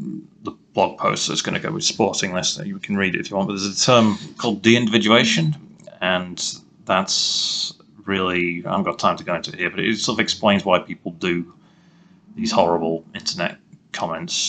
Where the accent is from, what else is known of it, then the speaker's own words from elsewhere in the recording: England, United Kingdom; me being English